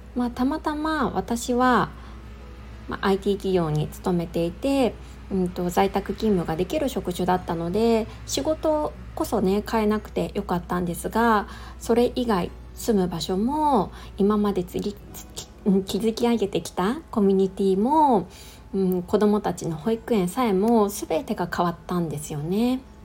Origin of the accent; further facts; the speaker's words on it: Niigata, Japan; moved away; also born or lived in Chiba; 私の実家は新潟なので